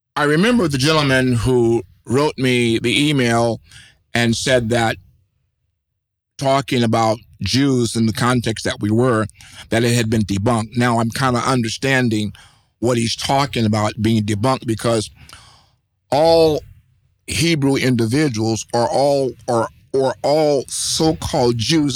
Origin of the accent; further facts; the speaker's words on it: United States; I am a American. My ethnicity is American.